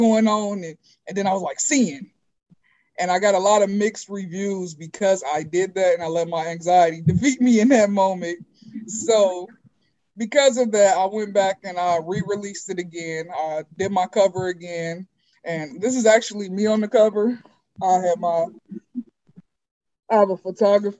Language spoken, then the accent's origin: English; Cincinnati, Ohio, United States; I'm originally from Cincinnati, Ohio.